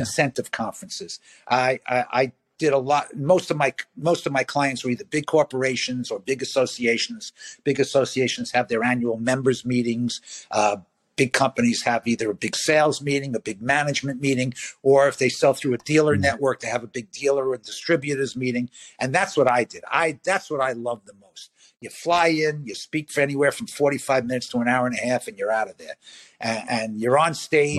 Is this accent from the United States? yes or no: yes; New York City, New York, United States; I grew up in Brooklyn